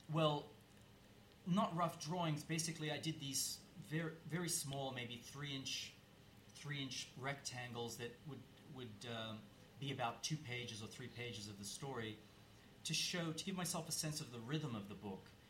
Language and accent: English; Australia; moved away; I grew up in Australia